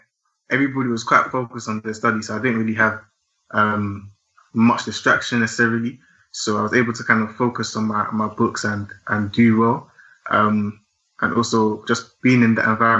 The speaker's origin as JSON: {"language": "English", "area": "Essex", "region": "East of England", "country": "United Kingdom", "tie": "born or raised there", "also_born_or_lived": "London", "said": "I was born in London, but I grew up in Essex. I went to school in Essex, just outside of London"}